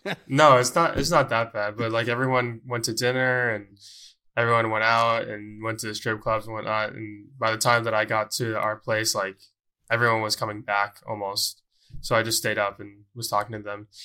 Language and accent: English; Columbus, Ohio, United States